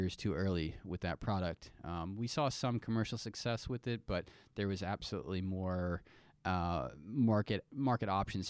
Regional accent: Midwest, United States; And I'm from the Midwest.

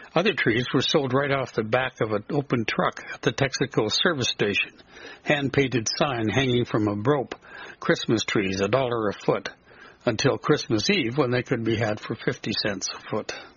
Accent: southern prairie of Alberta, Canada; born or raised there

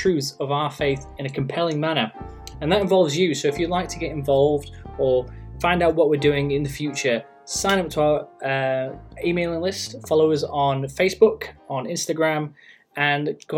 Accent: England, United Kingdom; now in New Zealand; I'm originally from England. I don't know if you can tell from the accent

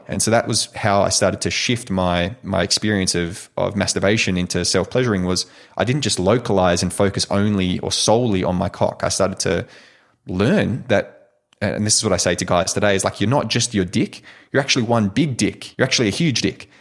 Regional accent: Perth, Western Australia, Australia; also born or lived in United States; I eventually made it back down to Perth, uh, Perth, Western Australia. And my, um, my hometown here

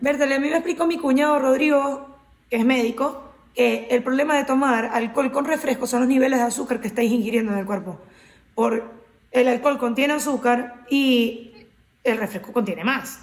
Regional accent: Carora, Lara, Venezuela; venezolana, caroneña, de mi pueblo

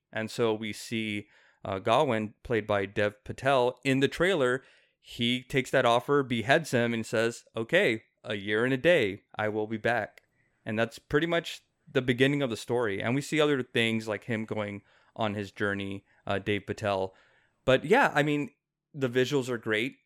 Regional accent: South Texas, United States; he lives in McAllen, which is like thirty minutes away from my hometown.

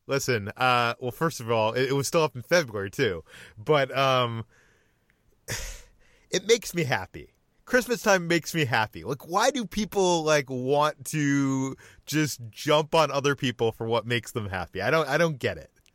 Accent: Massachusetts, United States; I'm from Massachusetts, so I grew up wi-, uh, or, with obnoxious sports fans surrounding me

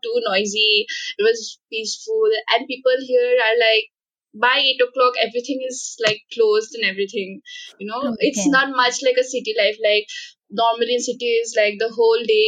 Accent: Assam, India; moved away as an adult; now in Shillong, India; I am originally from Assam

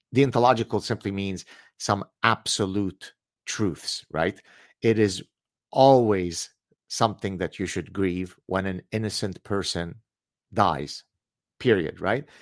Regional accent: Lebanon; now in Montreal, Canada; I come from the Middle East. We escaped Lebanon as Lebanese Jews.

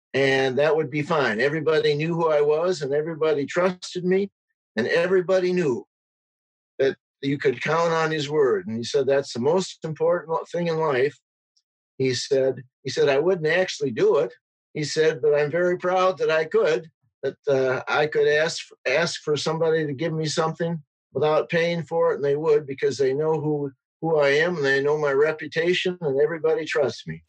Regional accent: Edgerton, Wisconsin, United States; being born and growing up in Edgerton

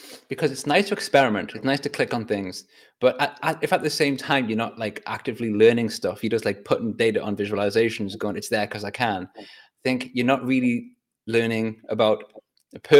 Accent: Newcastle upon Tyne, North East England, United Kingdom; also born or lived in Whitley Bay; Well, I grew up in Newcastle, Whitley Bay, but Newcastle, so pretty similar

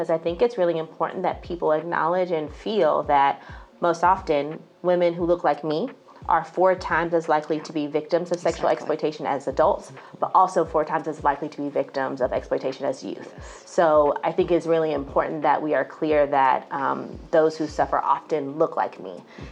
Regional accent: Tulsa, Oklahoma, United States; now in Atlanta, United States; I'm originally from Tulsa, Oklahoma. I'm not from the south side of Atlanta.

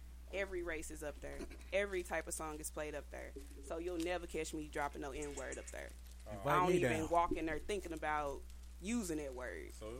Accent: Chicago, Illinois, United States; Yeah, you from New York? I'm from Chicago.

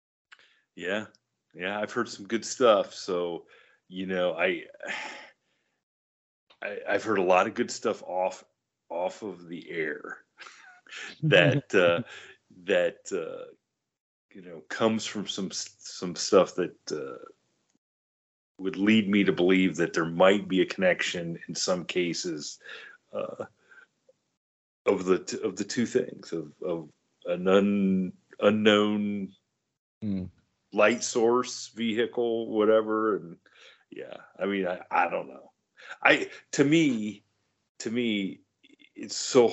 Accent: Ohio, United States; growing up in Ohio

